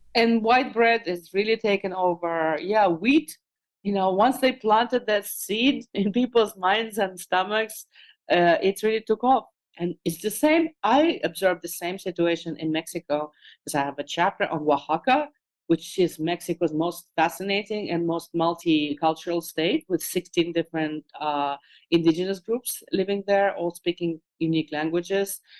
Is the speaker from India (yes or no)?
no; Moscow, Russia; moved away; as a kid growing up in Moscow